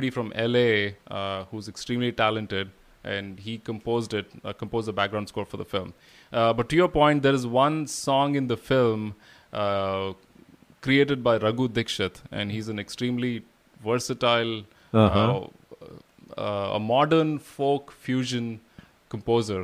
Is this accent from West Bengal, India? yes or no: no; Bangalore, Karnataka, India; first language Kannada; English is a second language; moved away as an adult; now in Houston, United States; My mother tongue is Kannada. I grew up in Bangalore.